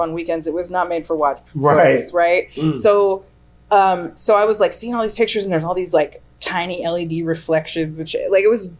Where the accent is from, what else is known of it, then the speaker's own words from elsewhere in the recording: New York, United States; Upstate New York.